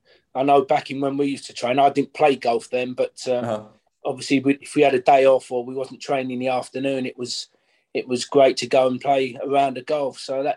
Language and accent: English; Goodmayes, London, United Kingdom; also born or lived in Barking / Ilford; Yeah, I was born in Barking, but I lived in Goodmayes.